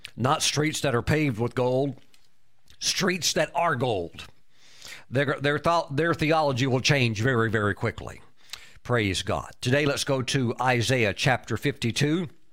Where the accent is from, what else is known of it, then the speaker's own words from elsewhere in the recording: United States; I'm a world traveler, but I'm, I'm an American, and I'm very honored to be an American